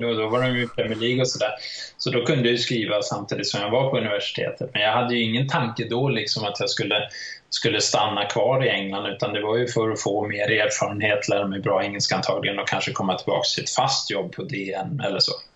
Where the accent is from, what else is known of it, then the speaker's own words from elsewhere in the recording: Sweden; jag är svensk